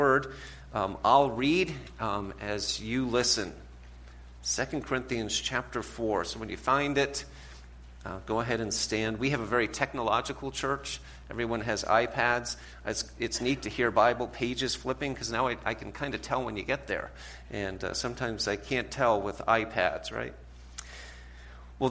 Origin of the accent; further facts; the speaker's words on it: New England, United States; now in Ohio, United States; we live in Ohio. My wife is from Ohio, but I'm from New England.